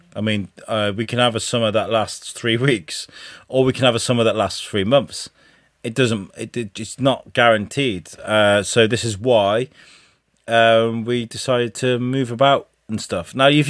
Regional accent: Sunderland, North East England, United Kingdom; I'm fucking from Sunderland

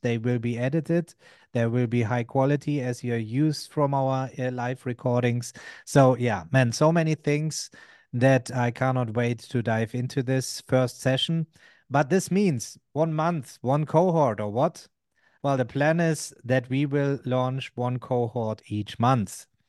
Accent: Germany; I'm from Germany

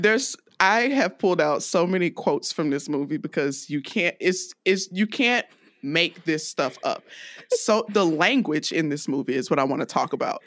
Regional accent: DeKalb County, Georgia, United States; also born or lived in Greenville, Alabama; I grew up in DeKalb County, Georgia

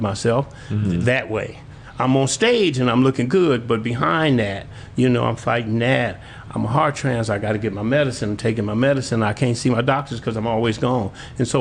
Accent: Milwaukee, Wisconsin, United States; moved away as an adult; now in Oshkosh, United States; I'm from Milwaukee. I moved up to Oshkosh 27 years ago

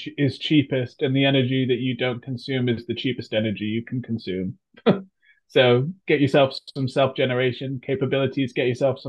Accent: United Kingdom; also born or lived in United States; I'm American by birth, moved to the United Kingdom when I was 6 years old.

